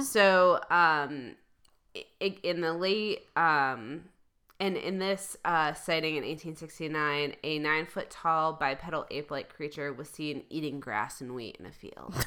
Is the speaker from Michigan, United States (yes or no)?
yes; Michigan, United States; I'm from Michigan